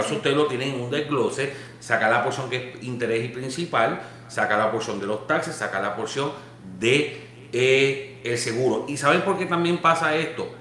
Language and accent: Spanish; Puerto Rico; cuando pequeño en Puerto Rico